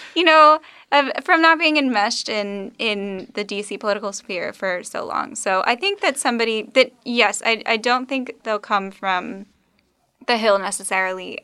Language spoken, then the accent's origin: English; Texas, United States; moved away; I'm from Texas. Um, I was raised there